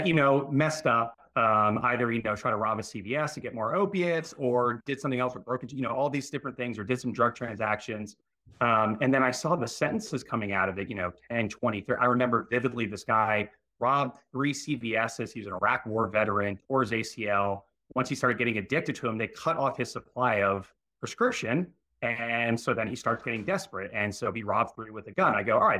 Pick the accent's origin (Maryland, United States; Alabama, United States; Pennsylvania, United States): Maryland, United States; outside of Baltimore and Annapolis; grew up outside of Baltimore and Annapolis